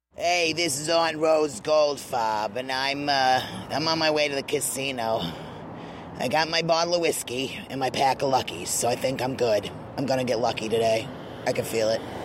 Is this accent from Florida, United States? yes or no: no; Maine, United States; now in Los Angeles, United States; I grew up on the East Coast because oh. I'm from Maine